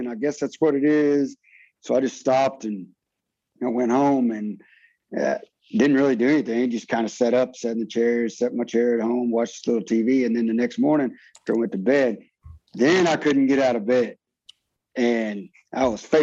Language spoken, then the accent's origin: English; Fort Worth, Texas, United States; moved away; my hometown in Fort Worth, Texas